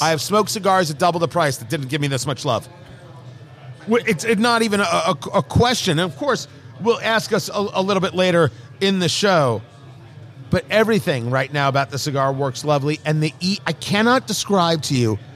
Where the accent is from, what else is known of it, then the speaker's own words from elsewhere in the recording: New England, United States; now in Indianapolis, United States; I'm from New England